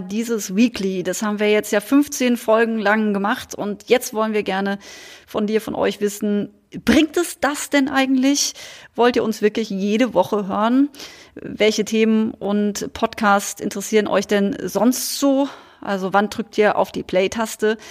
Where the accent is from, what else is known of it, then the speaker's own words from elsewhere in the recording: Münstertal, Baden-Württemberg, Germany; now in Cologne, Germany; Münstertal gefahren. Da, wo, wo ich herkomme, wo meine Geschwister sind, wo, wo meine Wurzeln liegen